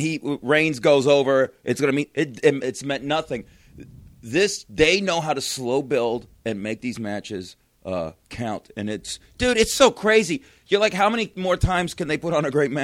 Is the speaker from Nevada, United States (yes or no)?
yes; Las Vegas, Nevada, United States; I'm from Vegas